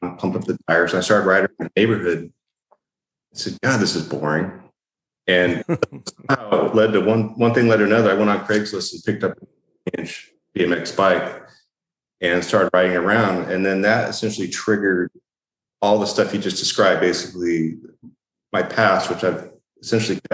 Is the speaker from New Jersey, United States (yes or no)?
no; Upland, California, United States; I was born in Upland, California and raised there